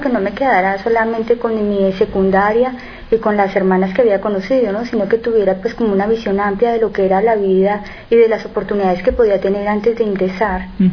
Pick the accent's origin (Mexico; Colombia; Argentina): Colombia; moved away; Soy colombiana